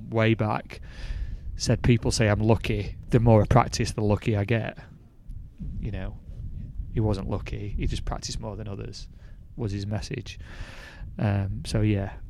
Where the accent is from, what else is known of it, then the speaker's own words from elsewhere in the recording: Rotherham, Yorkshire and the Humber, United Kingdom; now in Peak District, United Kingdom; I grew up in Rotherham. I wasn't born in the Peak District